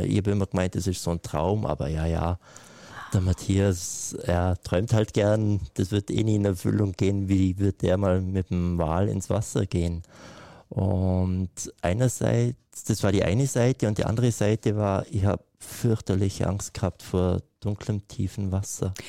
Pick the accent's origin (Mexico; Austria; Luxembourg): Austria; Kleinwalsertal, Vorarlberg; Ich bin ja in den Alpen aufgewachsen. Ne? Ich bin irgendwie auf äh, im Kleinwalsertal, liegt auf 1100 Meter